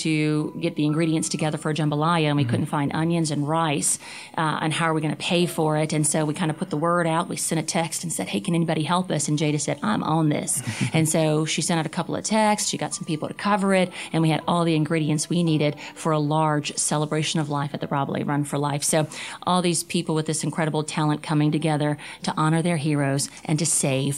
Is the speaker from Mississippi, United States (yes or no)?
no; Cajun country, Louisiana, United States; I'm from Cajun country